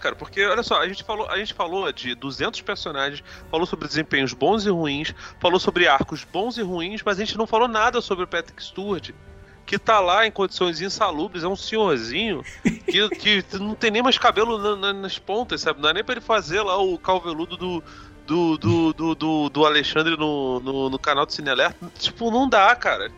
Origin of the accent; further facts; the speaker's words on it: Brazil; eu sou, eu sou, brasileiro